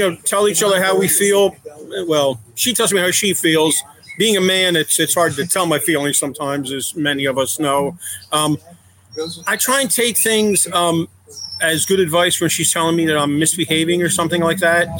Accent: Philadelphia, Pennsylvania, United States; moved away as an adult; now in Raleigh, United States; We moved here in 1993 from the Philadelphia area. Born and raised up there

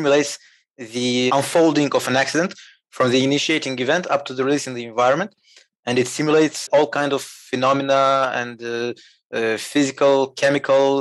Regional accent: Moldova; now in France; I'm from Moldova. Small country in Eastern Europe, but right now, for some time actually, I live and work in France.

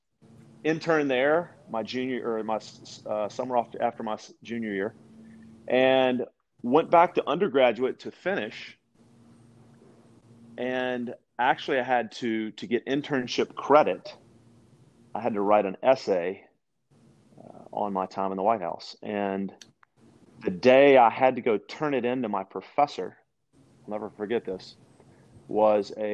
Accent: West Monroe, Louisiana, United States; also born or lived in Shreveport, Louisiana / Bossier City, Louisiana / Branson, Missouri; I was born and raised in the Louisiana, the great state of Louisiana, sportsman's paradise. And I lived in Monroe, West Monroe for the first 15 years

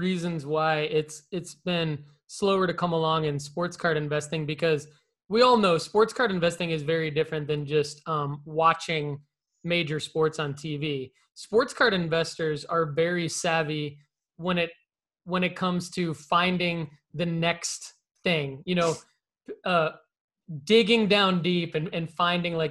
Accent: United States; I grew up obviously in the United States

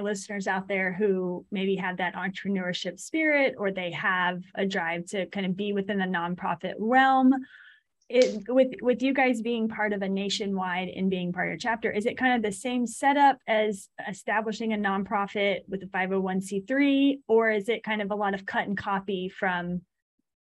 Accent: Montgomery County, Texas, United States; I grew up in Montgomery County.

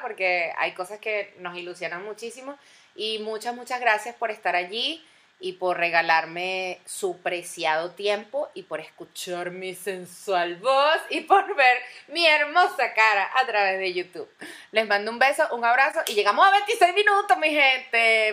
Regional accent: Venezuela; moved away; todos como venezolanos

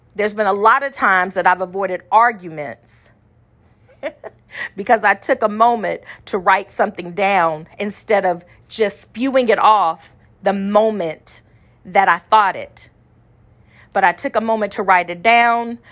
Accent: Austin, United States; small town Austinite

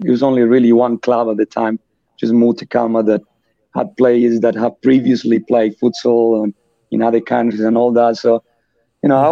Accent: Colombia; born or raised there; English is a second language; moved away as an adult; also born or lived in France / Australia; now in Perth, Australia

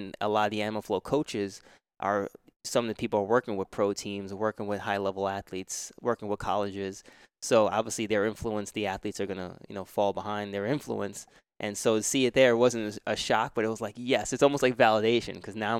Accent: New York, United States; I grew up in New York, so we were always climbing fences, and we were playing basketball, playing baseball, football.

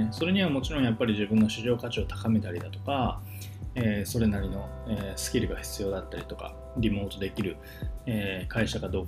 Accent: Kanazawa, Ishikawa, Japan; now in Osaka, Japan; 僕地元石川県なんですけど石川県の金沢市っていうところ出身なんですけど

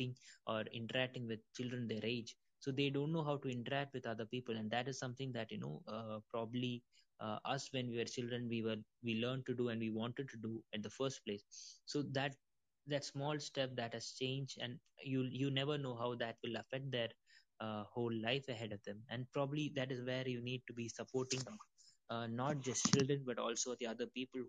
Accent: India; also born or lived in Middle East; I'm from India

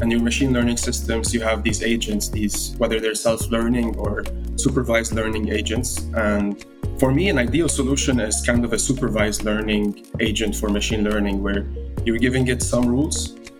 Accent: Lebanon; moved away; also born or lived in United Arab Emirates; I'm from Lebanon. I grew up in the Middle East. I moved to the UAE at a younger age

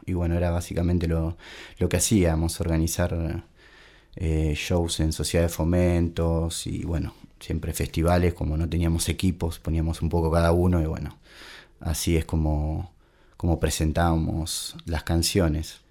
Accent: Claypole, Buenos Aires Province, Argentina; now in Pinamar, Argentina; soy de Claypole, zona sur del barrio de Norione

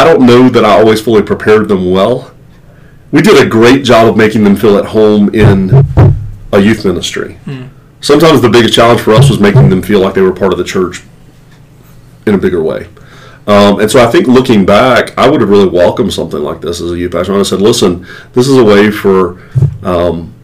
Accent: the South, United States; I grew up in the South

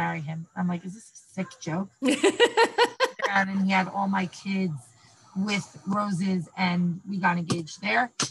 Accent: New York City, New York, United States; also born or lived in Israel; I grew up in Manhattan

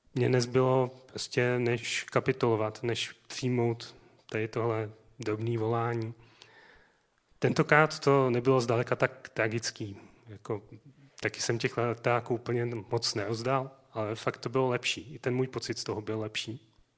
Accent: South Moravian Region, Czechia; moved away; Můj rodný dům je na Jižní Moravě

